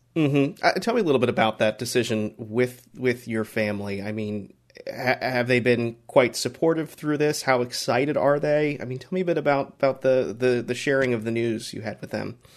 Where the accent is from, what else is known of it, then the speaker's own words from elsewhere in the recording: Florida, United States; I, I grew up in Florida.